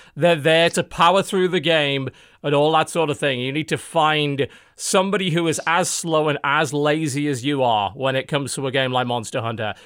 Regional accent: United Kingdom; I'm British

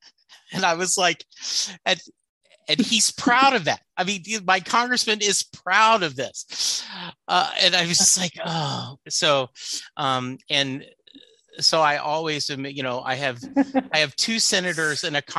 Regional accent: Texas, United States; I'm a Texan who puts beans in his chili, who doesn't own a gun, who believes in a woman's right to choose. So I guess I'm a little bit uncharacteristic of Texans

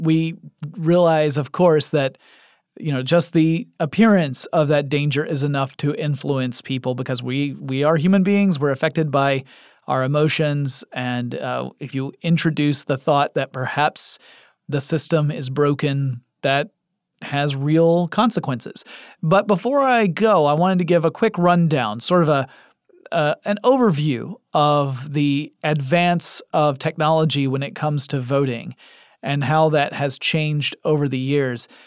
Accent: Atlanta, Georgia, United States; my hometown in Atlanta, Georgia

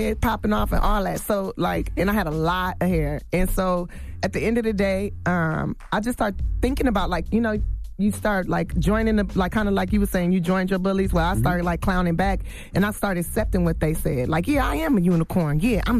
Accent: Los Angeles, California, United States; I'm from South Central, like, and we start comparing our hoods

